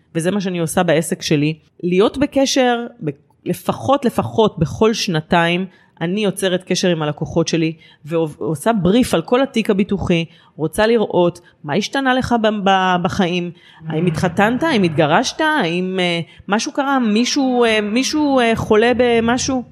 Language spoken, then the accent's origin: Hebrew; Rishon LeZion, Central District, Israel; אני גרה בראשון לציון מאז שנולדתי בערך